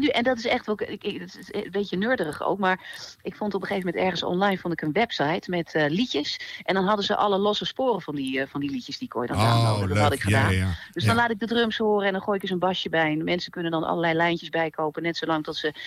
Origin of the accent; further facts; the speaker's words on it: Twente, Overijssel, Netherlands; ik ben toch opgegroeid in Twente.